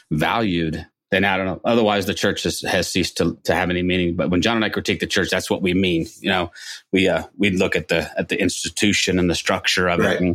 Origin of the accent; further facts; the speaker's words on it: Toronto, Ontario, Canada; That's my hometown, Toronto.